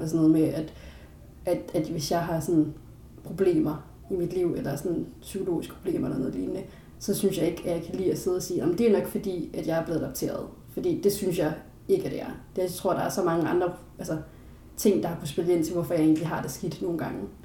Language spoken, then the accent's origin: Danish; Denmark